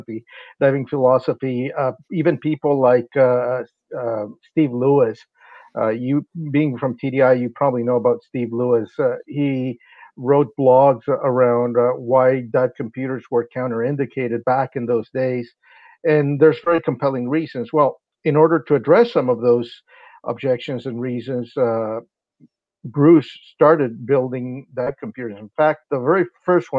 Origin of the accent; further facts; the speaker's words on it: Honduras; moved away as an adult; now in Vancouver, Canada; I'm originally from Honduras, Central America. Came in to live in Canada in 2003